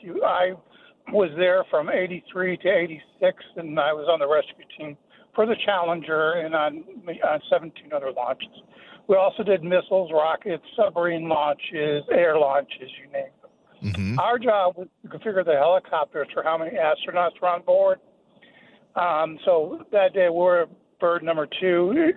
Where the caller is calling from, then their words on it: Alpharetta, Georgia, United States; I'm from Alpharetta.